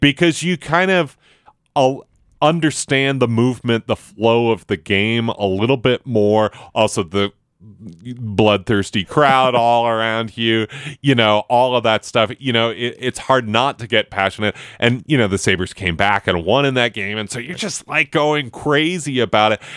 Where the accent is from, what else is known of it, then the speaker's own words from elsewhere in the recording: Buffalo, New York, United States; moved away; I grew up in Buffalo, which is a, a big hockey community